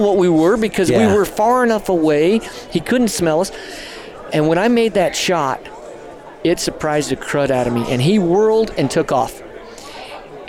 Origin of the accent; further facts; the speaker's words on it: New Mexico, United States; growing up in New Mexico